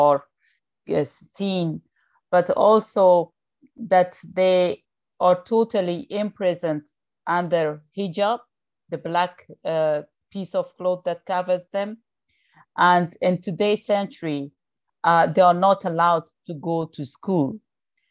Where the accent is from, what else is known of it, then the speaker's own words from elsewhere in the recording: Afghanistan; I'm coming from Afghanistan